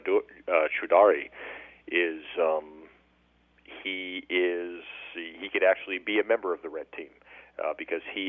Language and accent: English; Huntington Beach, California, United States; now in Tampa, United States; I'm originally from Orange County, Huntington Beach, California